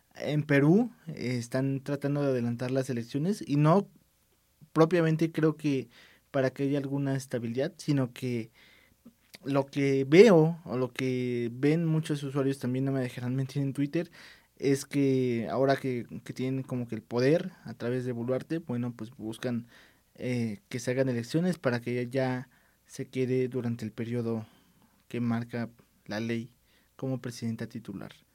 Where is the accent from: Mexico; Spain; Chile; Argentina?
Mexico; estamos obviamente nosotros aquí en México